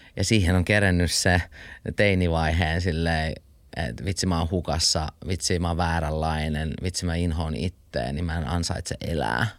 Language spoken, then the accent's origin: Finnish; Finland; also born or lived in Switzerland; mä en ole syntynyt Suomessa, mä synnyin Sveitsissä ja Me tultiin, kun mun isä lähti, kun mä olin yhdeksän kuukautinen